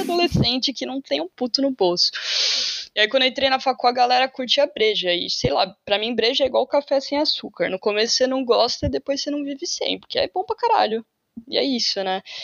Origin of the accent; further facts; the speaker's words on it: São Paulo, Brazil; moved away as an adult; now in Portugal; Eu sou de São Paulo